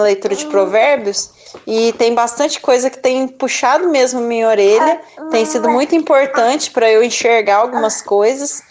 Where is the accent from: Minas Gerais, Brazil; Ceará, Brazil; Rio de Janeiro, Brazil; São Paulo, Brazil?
Minas Gerais, Brazil; Varginha; sou de Varginha, Minas Gerais